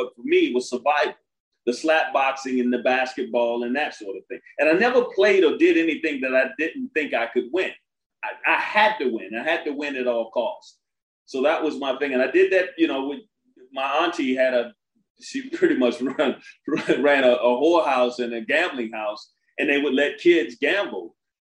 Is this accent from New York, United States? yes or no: yes; Brooklyn, New York, United States; also born or lived in Coney Island / Washington, D.C.; The reason I went to more than a dozen schools because I was from Brooklyn, Coney Island, Washington, D.C., where we are here now.